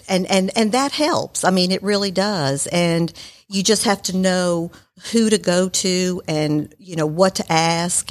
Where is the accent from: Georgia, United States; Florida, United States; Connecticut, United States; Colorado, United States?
Georgia, United States; Marietta; also born or lived in New York; I was born in New York and I grew up in Marietta.